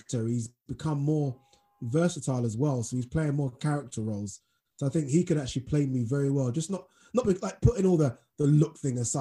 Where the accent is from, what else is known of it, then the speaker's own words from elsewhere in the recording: Nigeria; Being Nigerian myself